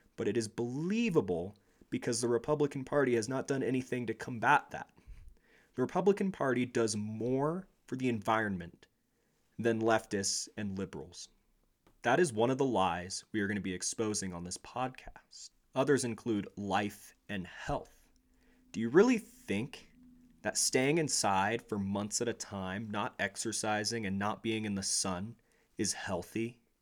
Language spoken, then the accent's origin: English; United States; We as a nation